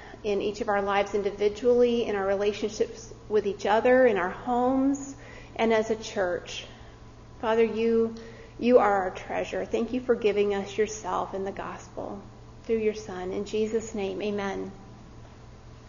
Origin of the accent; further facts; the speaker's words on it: Colorado, United States; moved away; I grew up in Colorado